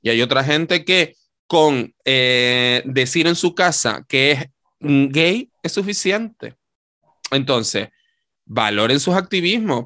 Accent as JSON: {"language": "Spanish", "region": "Canary Islands", "country": "Spain", "said": "nosotras hemos ocupado el espacio público como maricones canarios"}